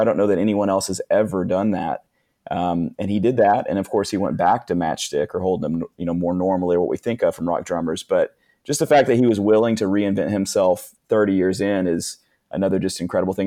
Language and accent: English; Northeast Arkansas, United States; what I was raised on in Northeast Arkansas